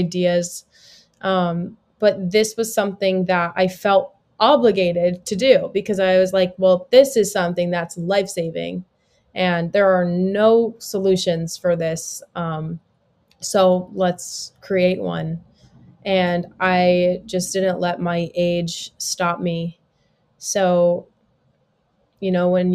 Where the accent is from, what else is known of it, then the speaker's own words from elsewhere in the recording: South Florida, United States; I grew up in Florida, in South Florida, still live here today